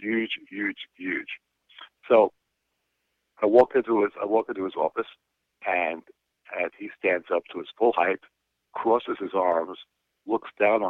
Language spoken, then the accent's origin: English; New York City, New York, United States; New York City, where I'm from, which probably everyone can tell by now I'm from New York City.